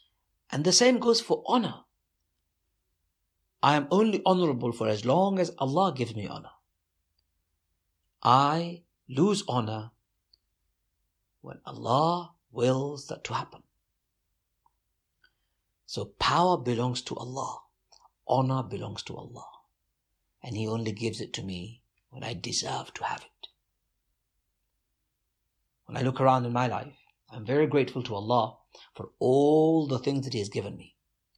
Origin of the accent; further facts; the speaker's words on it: London, United Kingdom; So I was born over there, but very soon I came back to the UK. So I was in the UK. Growing up in the East End of London was not just terrifying, but brutalizing.